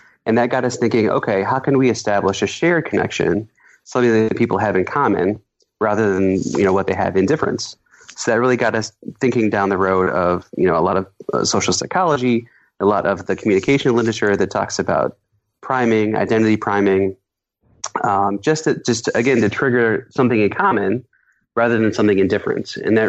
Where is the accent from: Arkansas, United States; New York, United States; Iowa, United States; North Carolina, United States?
Iowa, United States; I was really proud of my home state of Iowa.